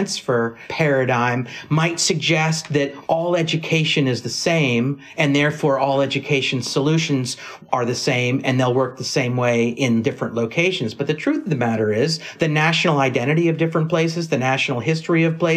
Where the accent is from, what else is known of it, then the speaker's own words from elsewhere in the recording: California, United States; I come from California